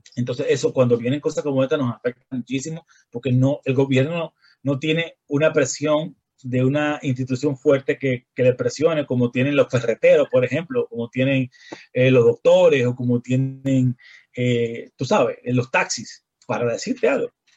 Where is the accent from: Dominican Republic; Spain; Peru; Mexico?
Dominican Republic; nosotros venimos del país del merengue y la bachata, el son y la salsa.